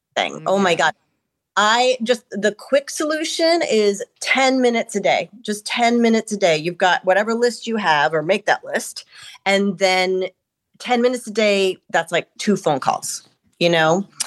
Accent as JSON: {"language": "English", "region": "East Coast", "country": "United States", "moved": "yes", "lives_now": "Los Angeles, United States", "said": "we're from the East Coast"}